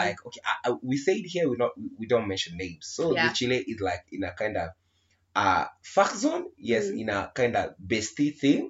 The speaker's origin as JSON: {"language": "English", "region": "Nairobi", "country": "Kenya", "said": "we are from Nairobi"}